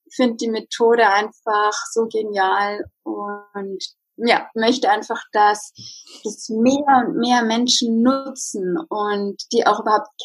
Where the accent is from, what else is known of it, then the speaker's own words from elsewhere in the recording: Regensburg, Bavaria, Germany; ich bin aus Regensburg, aus der Nähe von München. 30 Jahre alt